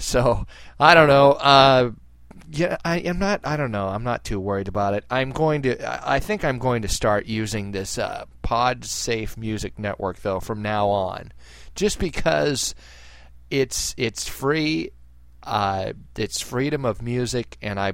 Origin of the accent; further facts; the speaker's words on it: United States; as an American, I'm a patriot